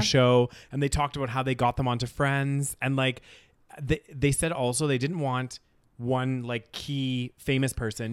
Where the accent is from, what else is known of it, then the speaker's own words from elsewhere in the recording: Canada; moved away as an adult; also born or lived in United Kingdom; it might not have been something I grew up with in Canada